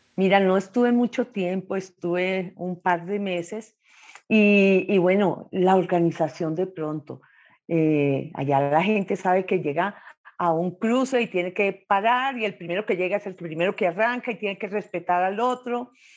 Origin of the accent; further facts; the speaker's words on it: Bucaramanga, Santander, Colombia; now in Bogotá, Colombia; Nací en Bucaramanga, al oriente de Colombia